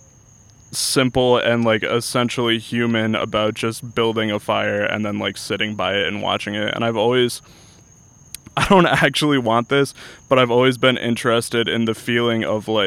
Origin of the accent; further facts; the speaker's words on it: Guilford, Connecticut, United States; now in Orlando, United States; I grew up in Connecticut. I grew up in a town called Guilford that is about 20 minutes outside of New Haven